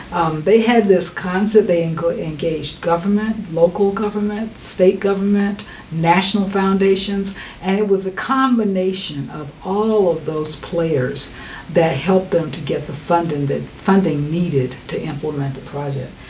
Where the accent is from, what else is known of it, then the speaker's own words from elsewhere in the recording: North Carolina, United States; I'm from North Carolina